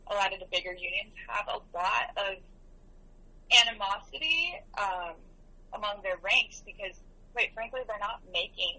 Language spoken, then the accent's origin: English; the South, United States; moved away; I haven't been to where I grew up in the South since Trump was voted